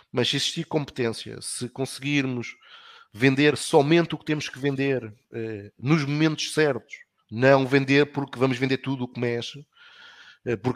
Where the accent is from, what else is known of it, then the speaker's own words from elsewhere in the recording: Portugal; nós sentimos-nos confortáveis enquanto portugueses, enquanto europeus